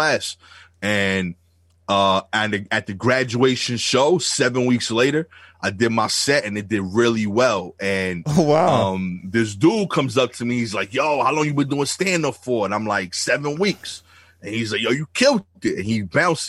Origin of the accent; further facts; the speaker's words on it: New York City, New York, United States; accent: thick Brooklyn; my thick Brooklyn accent